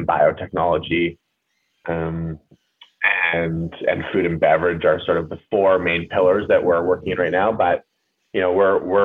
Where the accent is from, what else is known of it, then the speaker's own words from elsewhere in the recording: Port Moody, British Columbia, Canada; I grew up just outside of Vancouver. I'd call Port Moody my hometown